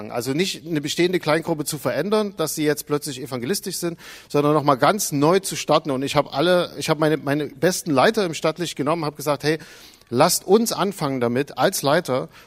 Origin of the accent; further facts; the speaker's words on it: Zwickau, Saxony, Germany; Also ich bin aus Zwickau.